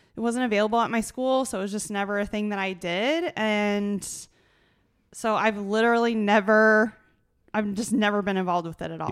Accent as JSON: {"language": "English", "region": "small town Iowa", "country": "United States", "said": "I'm from small town Iowa"}